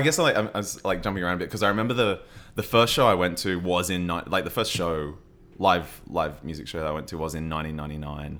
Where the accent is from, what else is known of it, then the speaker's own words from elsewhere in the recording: Logan, Queensland, Australia; also born or lived in Brisbane; I grew up in Brisbane and, uh, well, I grew up I grew up in Logan, which is just south of Brisbane.